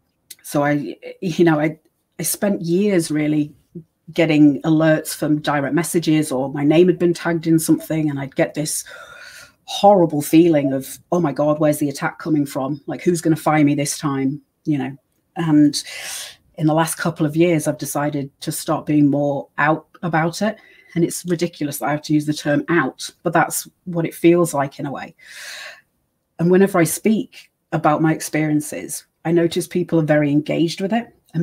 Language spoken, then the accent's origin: English; United States; born there; accent: British; I was born in America, so I had my social security and birth certificate, and I also have the British accent.